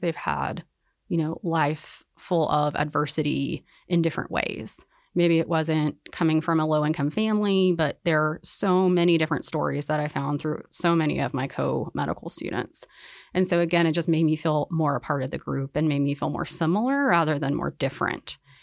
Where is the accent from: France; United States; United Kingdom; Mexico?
United States; Winston-Salem, North Carolina; I grew up in North Carolina, um, I'm from Winston-Salem